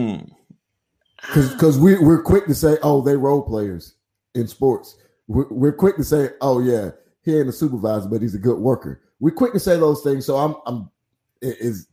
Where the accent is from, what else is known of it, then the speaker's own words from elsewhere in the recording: the South, United States; I grew up in the South where we say, yes, sir, no, ma'am.